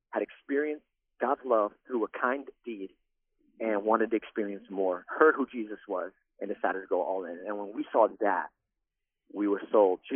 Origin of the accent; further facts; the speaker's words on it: New York, United States; now in Central Florida, United States; I grew up in New York.